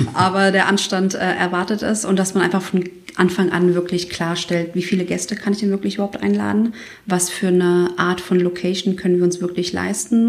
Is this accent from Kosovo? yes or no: yes; Kosovo; moved away; Ich bin ja aus dem Kosovo und wir sind fünf Kinder.